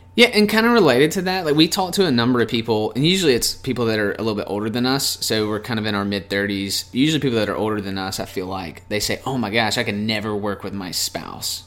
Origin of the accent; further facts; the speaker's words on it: Mobile, Alabama, United States; we're from Mobile, Alabama